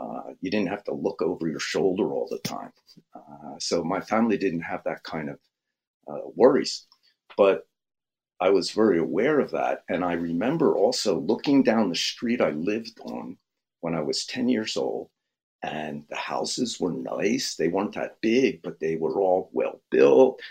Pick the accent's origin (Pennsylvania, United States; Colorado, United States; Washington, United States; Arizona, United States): Pennsylvania, United States; Philadelphia; I grew up in Philadelphia with white kids, black kids, all the religions